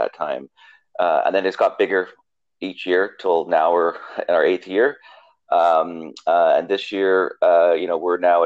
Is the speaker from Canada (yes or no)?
yes; Canada; moved away as an adult; also born or lived in Allegheny County, Pennsylvania; now in Pittsburgh area, United States; I'm from Canada originally